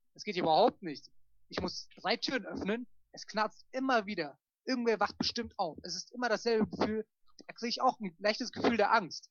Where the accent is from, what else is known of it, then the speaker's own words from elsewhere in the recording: Germany; von uns Deutschen